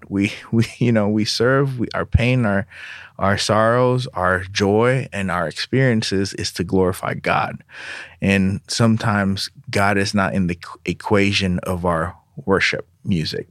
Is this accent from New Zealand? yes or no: no; Jakarta, Indonesia; now in United States; My parents, uh, are Indonesians. I was born in Indonesia, in Jakarta